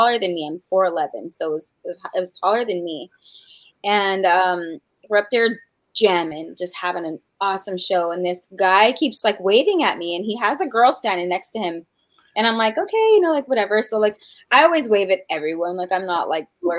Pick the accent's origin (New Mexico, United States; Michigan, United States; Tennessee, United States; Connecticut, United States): New Mexico, United States; New Mexico's my home state